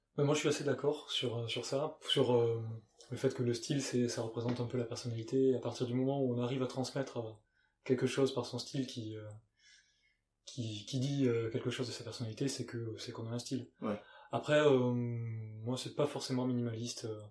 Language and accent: French; Gers, Occitania, France; moved away; also born or lived in United Kingdom; je suis né dans le Gers, dans le sud-ouest. Ça s'entend sûrement un petit peu.